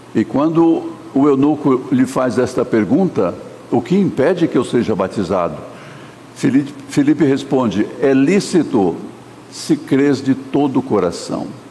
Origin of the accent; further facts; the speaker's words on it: Sorocaba, São Paulo, Brazil; also born or lived in Minas Gerais / Santo Amaro, São Paulo; Quando eu era menino pequeno lá em Sorocaba